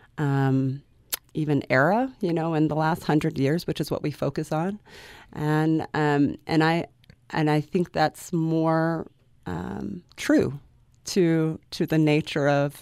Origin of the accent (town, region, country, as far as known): South Carolina, United States; moved away as an adult; also born or lived in London; now in Utah, United States